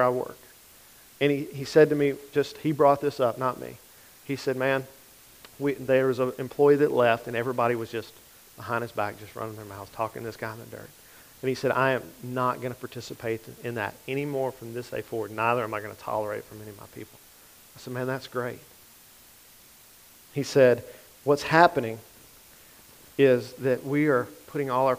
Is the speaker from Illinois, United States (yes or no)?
no; Grant Parish, Louisiana, United States; I'm from Grant Parish